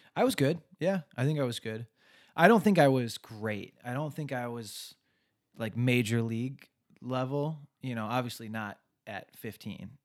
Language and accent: English; Westland, Michigan, United States; also born or lived in Livonia, Michigan; I was born in Westland, Michigan, small town, uh, went to high school there, and then commuted to college from there